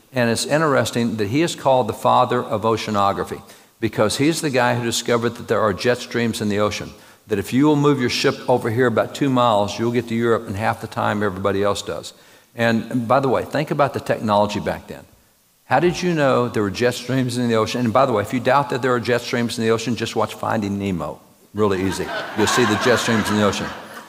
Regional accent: Texas, United States; I'm a cowboy from Texas, got the ranch, got the horses and the cattle and the pickup and everything that goes with it, love being a cowboy.

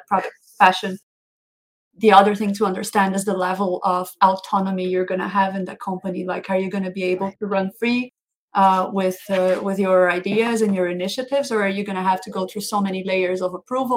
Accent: Brazil; moved away as an adult; now in Denmark; I am from Brazil, but I have been working across the globe for the past 10 years

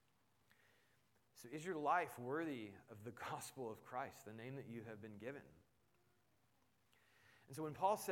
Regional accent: Indianapolis, Indiana, United States; moved away; I grew up in Indianapolis, which meant I was a Colts fan, so I had family there

